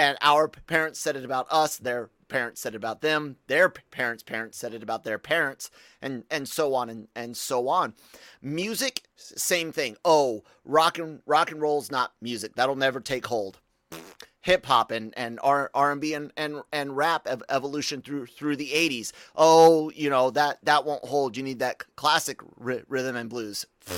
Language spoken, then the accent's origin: English; Tacoma, Washington, United States; born there; I was born in Tacoma, Washington, Pierce County, Washington, on Fort Lewis.